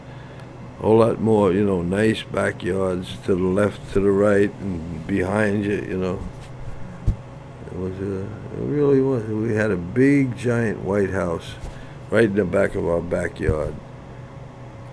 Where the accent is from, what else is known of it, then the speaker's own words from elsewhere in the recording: New York City, New York, United States; also born or lived in Red Hook, Brooklyn / East Flatbush, Brooklyn / Canarsie, Brooklyn; I was born in Holy Family Hospital in South Brooklyn